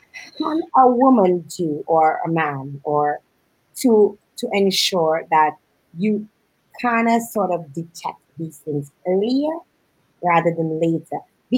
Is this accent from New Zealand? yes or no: no; Canada; I'm Canadian and I would know it works in Canada